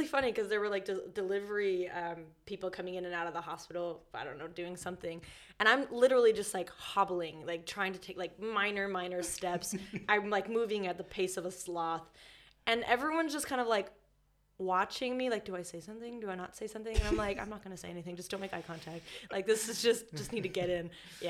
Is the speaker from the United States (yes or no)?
yes; United States; accent: American; moved away; don't be confused by my American accent.